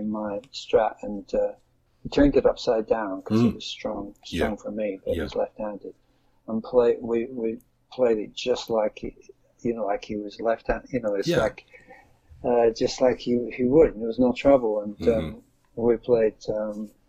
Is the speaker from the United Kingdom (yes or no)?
yes; Lancashire, North West England, United Kingdom; I was from the northwest of England, Lancashire